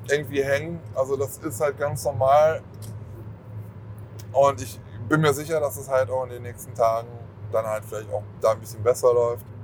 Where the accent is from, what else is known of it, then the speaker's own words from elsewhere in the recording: Germany; ich komme von ganz irgendwo anders und deswegen, also ich komme zwar aus Deutschland